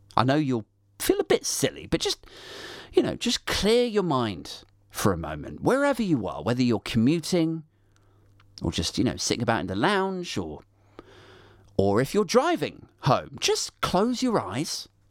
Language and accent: English; United Kingdom; we're British